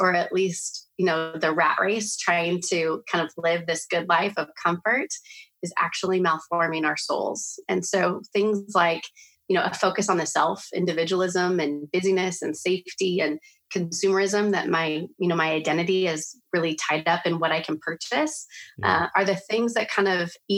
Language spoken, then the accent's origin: English; South Orange County, California, United States; both my husband and I grew up here in South Orange County, in Orange County, California